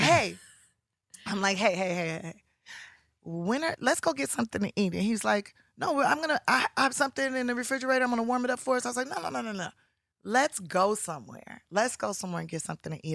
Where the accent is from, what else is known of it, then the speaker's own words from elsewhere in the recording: Los Angeles, California, United States; I'm from South Central Los Angeles